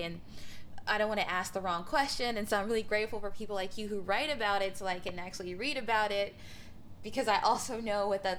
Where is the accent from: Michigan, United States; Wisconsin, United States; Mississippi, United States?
Mississippi, United States; I'm from Mississippi. Can you tell?